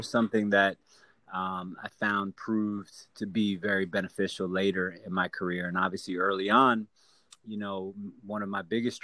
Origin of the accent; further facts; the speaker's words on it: Miami, Florida, United States; being born and raised in Miami